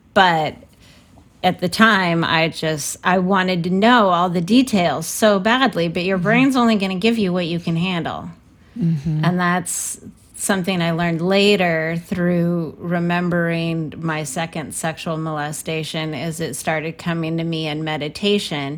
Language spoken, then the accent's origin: English; San Francisco, California, United States; I'm from San Francisco